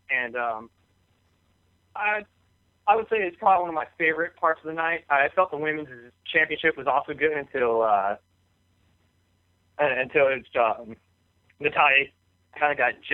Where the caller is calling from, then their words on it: Bellevue, Florida, United States; Uh, I'm … from Bellevue, Florida.